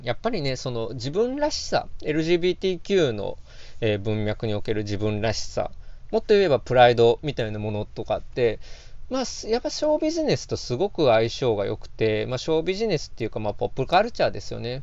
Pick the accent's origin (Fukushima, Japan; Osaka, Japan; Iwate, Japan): Osaka, Japan; 四十年近く大阪に住んできた